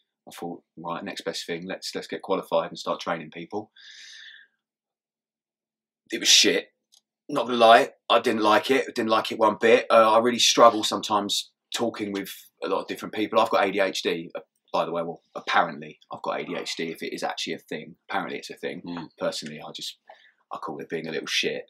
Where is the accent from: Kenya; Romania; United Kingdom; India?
United Kingdom; Kent, South East England; I grew up in Kent.